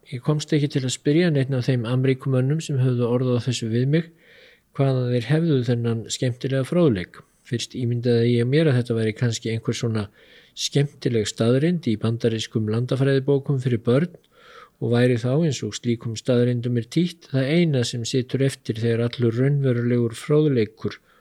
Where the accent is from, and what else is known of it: Iceland